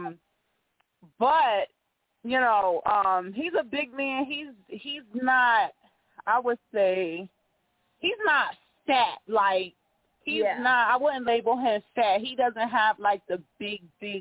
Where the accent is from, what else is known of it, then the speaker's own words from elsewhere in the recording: Bridgeport, Connecticut, United States; now in North Carolina, United States; Everybody think I'm from New York when they hear me talk, but I'm originally from Bridgeport, Connecticut.